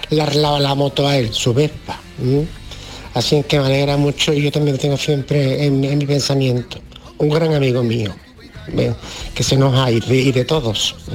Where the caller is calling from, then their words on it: Seville, Andalusia, Spain; Eh, buenos días … de Triana.